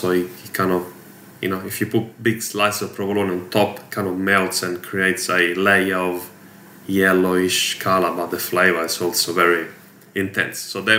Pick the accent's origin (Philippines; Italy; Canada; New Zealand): Italy; Rome, Lazio; now in Adelaide, Australia; I'm from Rome